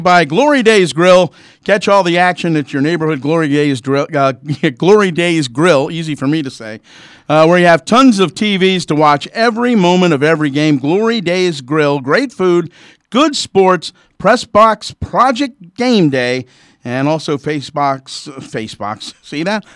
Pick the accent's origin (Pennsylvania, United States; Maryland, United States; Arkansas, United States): Maryland, United States; Essex; growing up in Essex